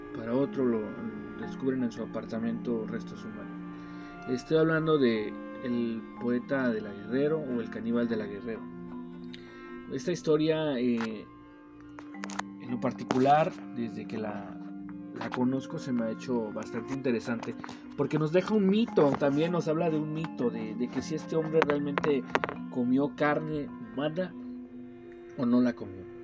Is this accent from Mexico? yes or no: yes; Mexico; nuestras leyendas como mexicanos nos van dando una identidad